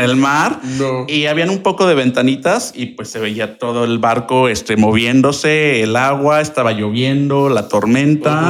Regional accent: Querétaro, Mexico; soy originario de aquí de Querétaro, orgullosamente, claro

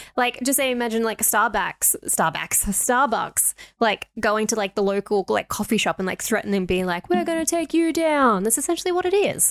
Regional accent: Australia; we are Australian

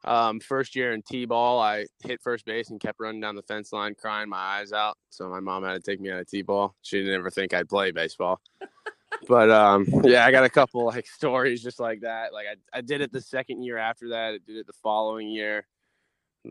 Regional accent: Williston, Florida, United States; also born or lived in Poughkeepsie, New York; I live in a small town, a little 30 minutes outside of Gainesville, Florida, where the Florida Gators are at. It's called Williston. I mean, I've been here all my life, and I mean, it's my hometown. This is where I grew up

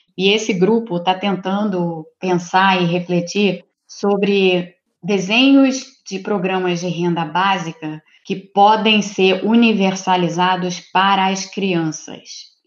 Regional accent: Rio de Janeiro, Brazil; eu sou do Rio de Janeiro

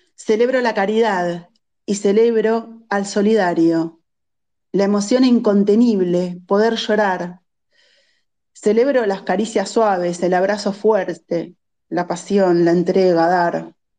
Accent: Bahía Blanca, Buenos Aires Province, Argentina; yo soy vecina de Bahía Blanca

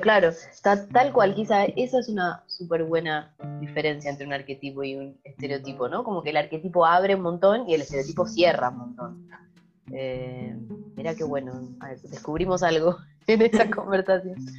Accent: Argentina; now in Sweden; soy una argentina que vive en Suecia

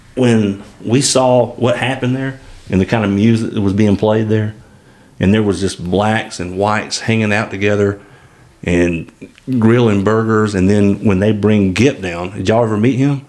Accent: Eastern Valley, Alabama, United States; I grew up in Eastern Valley.

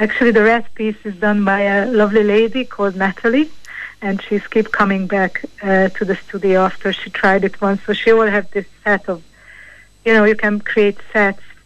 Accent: Hungary; moved away as an adult; now in Ireland; I'm from originally from Hungary, and I have an Irish husband

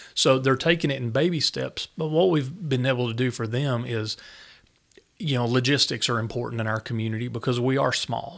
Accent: Newport, Tennessee, United States; growing up in Newport, I never really thought I would leave Tennessee

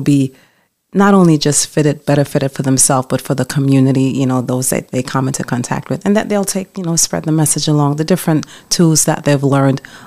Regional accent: New York, United States; moved away as an adult; now in Pennsylvania, United States; I am originally from New York

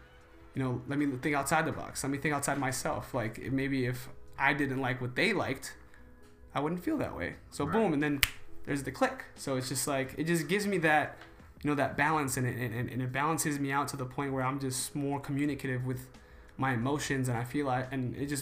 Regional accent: New York, United States; I'm from New York.

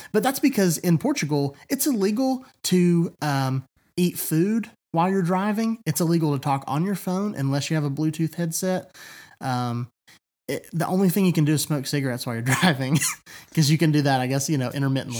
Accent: East Tennessee, United States; I have always lived here

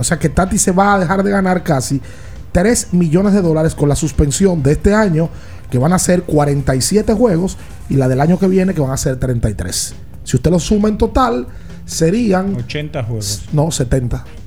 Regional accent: Dominican Republic; nosotros como dominicanos

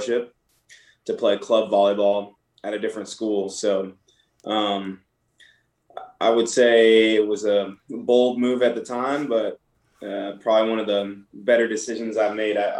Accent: Michigan, United States; So I'm originally from Michigan, so I played a lot of hockey growing up

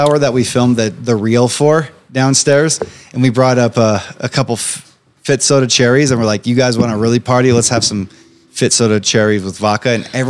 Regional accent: Grand Junction, Colorado, United States; my hometown of Grand Junction

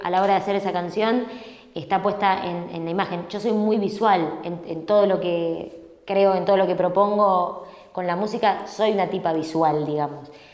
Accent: Buenos Aires, Argentina; Yo soy porteña.

